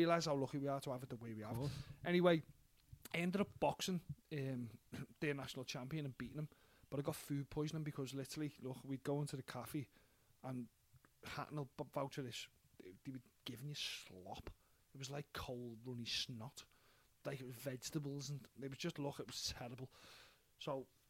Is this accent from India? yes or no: no; Liverpool, North West England, United Kingdom; Dead interested in my accent. From Liverpool